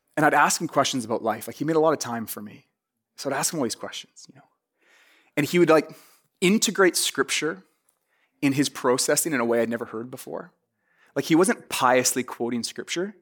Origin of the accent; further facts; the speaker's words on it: Vancouver, British Columbia, Canada; I'm from Vancouver in Canada.